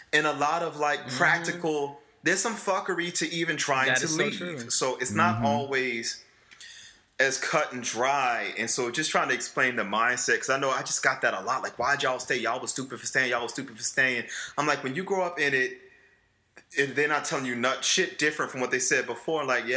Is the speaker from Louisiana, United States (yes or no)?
yes; New Orleans, Louisiana, United States; moved away; also born or lived in Washington, D.C.; I grew up in New Orleans East, which is the Ninth Ward